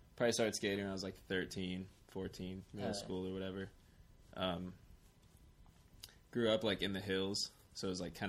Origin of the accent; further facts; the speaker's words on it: Orange, California, United States; I grew up in Orange County in the city of Orange.